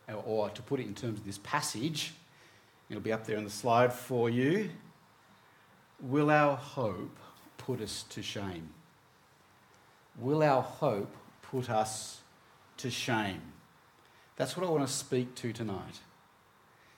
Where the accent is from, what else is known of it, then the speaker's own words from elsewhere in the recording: Hobart, Tasmania, Australia; moved away; growing up in Tasmania, most of you know that's where I grew up, that's where I was born, grew up there in Hobart